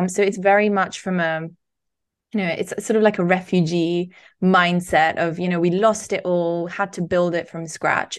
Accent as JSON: {"language": "English", "town": "Barcelona", "region": "Catalonia", "country": "Spain", "tie": "born or raised there", "moved": "yes", "lives_now": "United Kingdom", "said": "growing up in Spain, it is in many ways similar to growing up in the U K"}